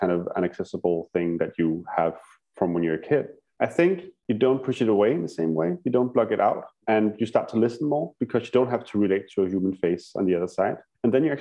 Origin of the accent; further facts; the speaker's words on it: Denmark; my little village in Denmark, my hometown.